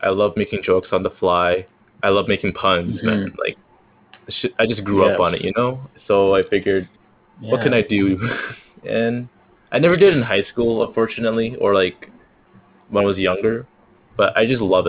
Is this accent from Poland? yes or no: no; Canada